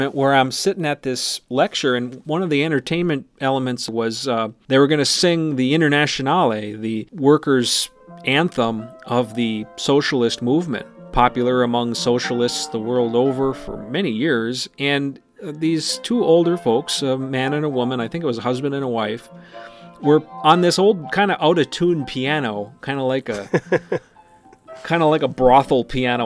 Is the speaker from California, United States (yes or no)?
no; Cherry, Minnesota, United States; you grow up here